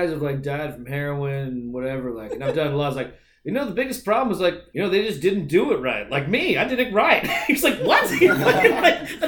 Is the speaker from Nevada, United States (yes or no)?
yes; Reno, Nevada, United States; I grew up in Reno